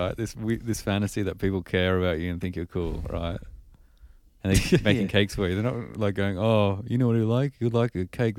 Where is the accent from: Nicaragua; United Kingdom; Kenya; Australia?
Australia; we're Australian.